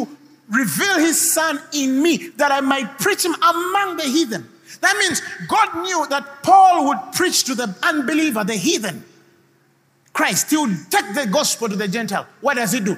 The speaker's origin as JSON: {"language": "English", "town": "Kampala", "region": "Central Region", "country": "Uganda", "tie": "born or raised there", "also_born_or_lived": "Zambia", "said": "I was born in Zambia, raised there. Right? Why my father was Roman Catholic then? Why we shifted to Kawempe? Why I went in Kawempe and played football"}